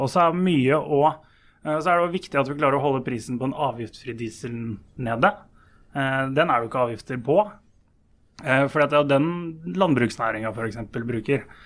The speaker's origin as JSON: {"language": "Norwegian", "town": "Lillehammer", "region": "Innlandet", "country": "Norway", "said": "Jeg er jo sjøl fra Lillehammer."}